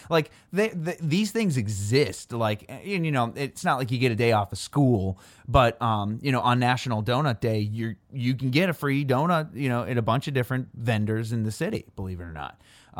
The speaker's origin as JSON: {"language": "English", "region": "Illinois", "country": "United States", "tie": "born or raised there", "said": "And I think that that's special to growing up near Chicago because I think that I'm not really sure what the story."}